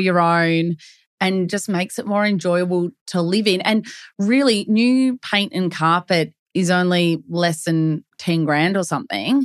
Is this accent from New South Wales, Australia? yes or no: no; Melbourne, Victoria, Australia; Born and bred in Melbourne, we live and breathe property